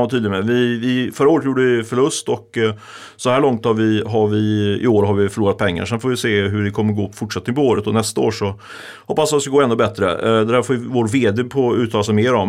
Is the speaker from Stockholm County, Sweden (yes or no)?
no; Ljungskile, Västra Götaland, Sweden; moved away; Där jag kommer från, Ljungskile